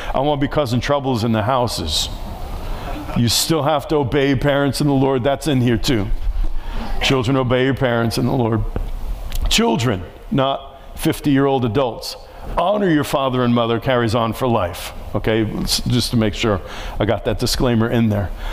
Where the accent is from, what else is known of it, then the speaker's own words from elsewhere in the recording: New York City, New York, United States; moved away; I grew up in New York City. I was right next to the projects where I grew up